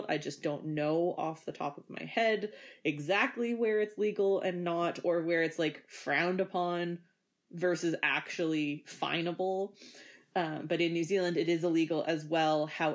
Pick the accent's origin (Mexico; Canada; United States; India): Canada; we're all Canadian